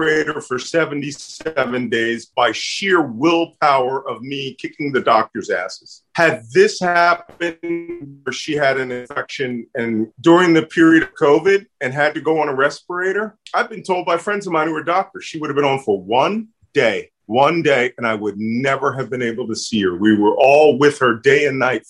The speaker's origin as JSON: {"language": "English", "town": "Philadelphia", "region": "Pennsylvania", "country": "United States", "accent": "Philly", "said": "my Philly accent"}